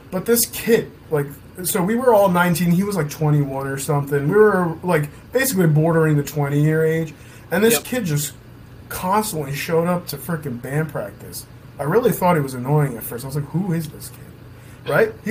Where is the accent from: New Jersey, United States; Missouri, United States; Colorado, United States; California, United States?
New Jersey, United States; Hawthorne; also born or lived in Ridgewood, New Jersey; Both of us are from Jersey. Yeah. Um, okay. he's from Paramus. Okay. I'm from Hawthorne. Now we're based out of Ridgewood.